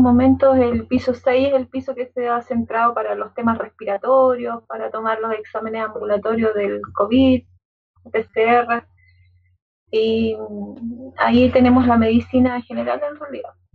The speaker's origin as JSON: {"language": "Spanish", "town": "Santiago", "region": "Santiago Metropolitan Region", "country": "Chile", "tie": "born or raised there", "said": "yo eh, nací acá en, la India O'Higgins"}